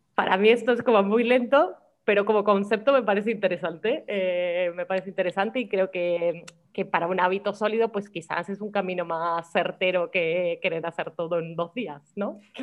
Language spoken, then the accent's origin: Spanish; Argentina; now in Málaga, Spain; como argentinos lo tenemos muy incorporado